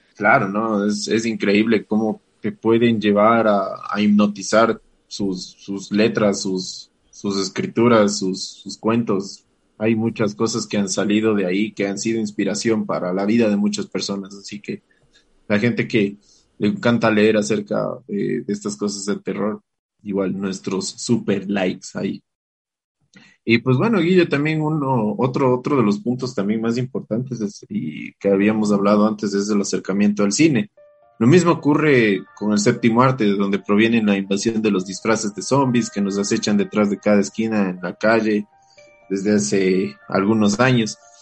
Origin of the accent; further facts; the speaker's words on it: Ecuador; como buen ecuatoriano